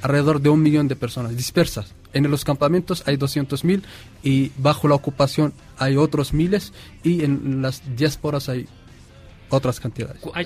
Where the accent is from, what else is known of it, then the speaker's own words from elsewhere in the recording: Western Sahara; Llevamos 43 años bajo la ocupación marroquí